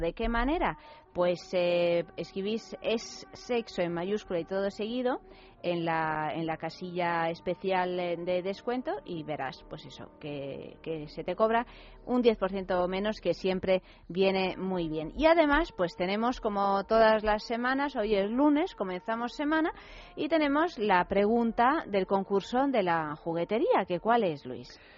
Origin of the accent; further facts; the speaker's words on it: Soria, Castile and León, Spain; en mi pueblo, que es, eh, que es Soria